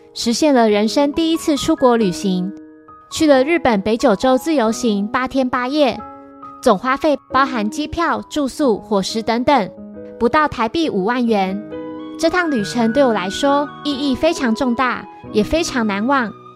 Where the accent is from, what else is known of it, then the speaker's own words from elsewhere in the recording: northern Taiwan, Taiwan; 我是北部人